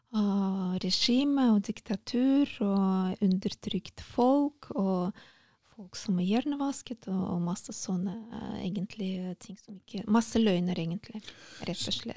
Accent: Saint Petersburg, Russia; Norwegian is a second language; moved away as an adult; also born or lived in Hammerfest, Norway / Asker, Norway / Oslo, Norway; jeg er født og oppvokst

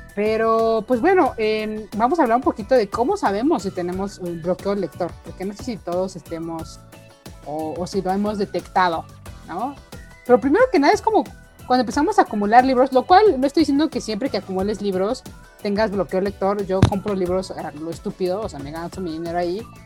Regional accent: Mexico; El boing nos une como mexicanos

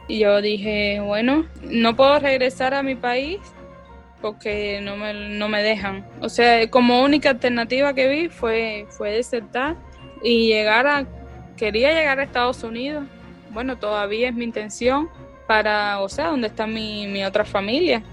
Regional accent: Cuba; moved away as an adult; also born or lived in Maracaibo, Venezuela; now in United States; éramos alrededor de ocho cubanos

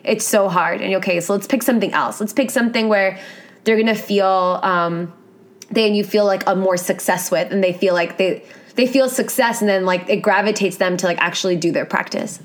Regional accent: New York City, New York, United States; I grew up in New York City

